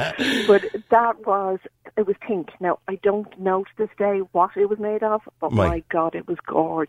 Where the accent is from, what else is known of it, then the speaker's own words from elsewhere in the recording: Dublin, Leinster, Ireland; I'm from originally from Maryland, just off Cork Street.